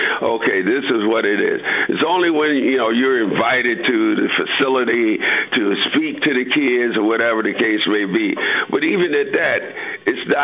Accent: Philadelphia, Pennsylvania, United States; moved away as an adult; I'm from Philly

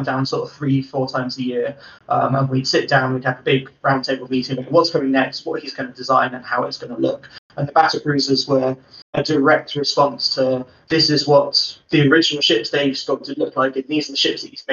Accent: Bristol, South West England, United Kingdom; moved away as an adult; now in Cornwall, United Kingdom; I'm from Bristol

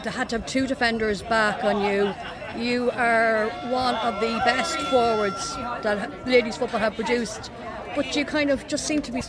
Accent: Longford, Leinster, Ireland; I'm from Longford

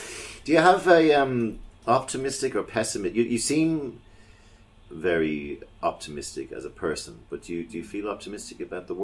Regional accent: Ireland; born or raised there

